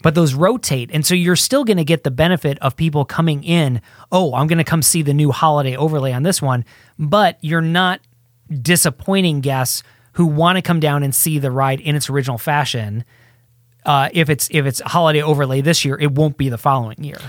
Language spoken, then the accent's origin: English; Midwest, United States; moved away; I grew up in the Midwest